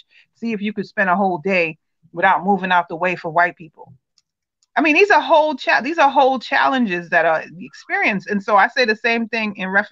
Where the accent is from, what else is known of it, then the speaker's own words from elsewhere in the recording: United States; as the child of Caribbean parents who was born here in America